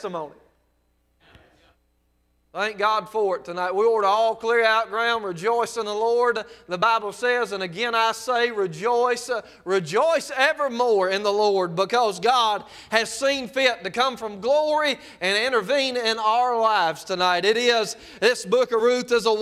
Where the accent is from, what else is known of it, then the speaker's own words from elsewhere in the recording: South Mississippi, United States; I'm from South Mississippi